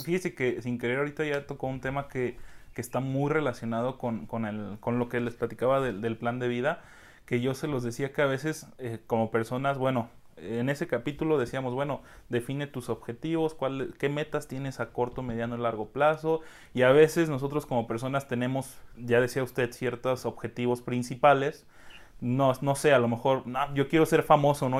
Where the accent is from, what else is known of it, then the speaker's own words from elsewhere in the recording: Mexico; como buenos mexicanos, queremos todo rapidísimo